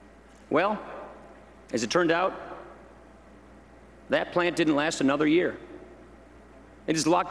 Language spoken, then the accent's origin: English; Janesville, Wisconsin, United States; My home state voted for President Obama.